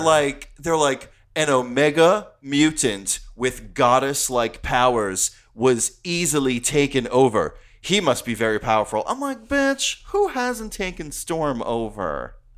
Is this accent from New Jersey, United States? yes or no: yes; New Jersey, United States; I'm from New Jersey.